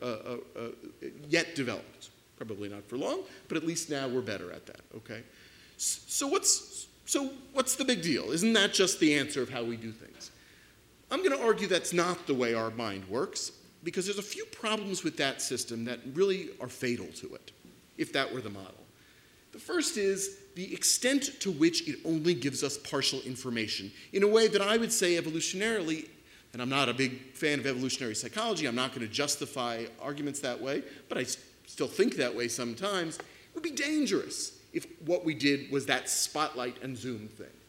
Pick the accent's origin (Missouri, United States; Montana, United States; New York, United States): New York, United States; I am a New Yorker